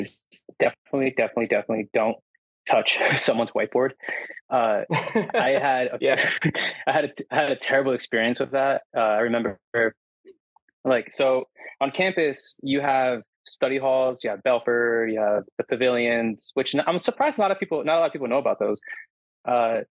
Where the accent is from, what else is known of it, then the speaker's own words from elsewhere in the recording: New Jersey, United States; moved away as an adult; now in Grenada; I'm Hispanic from Jersey